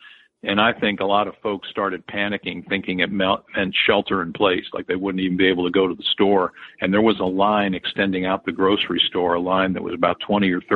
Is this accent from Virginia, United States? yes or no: yes; D.C., Northern Virginia suburbs of Washington, United States; I grew up in the Northern Virginia suburbs of Washington, D.C.